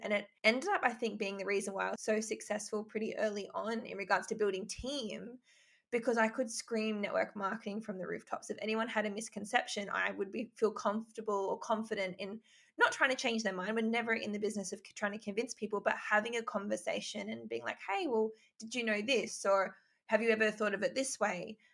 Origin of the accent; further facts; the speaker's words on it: Albury, New South Wales, Australia; moved away as an adult; also born or lived in Gold Coast; I'm from Albury, which isn't really, it's a small town, but it's not actually that small, but everyone knows everyone. And so I, I lived there until I was 18, then moved to the Gold Coast